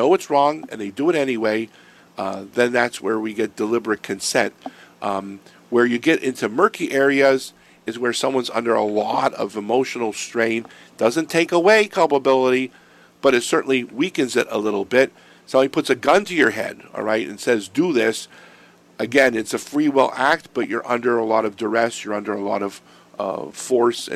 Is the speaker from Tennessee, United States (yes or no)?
no; Erie, Pennsylvania, United States; when I grew up in Erie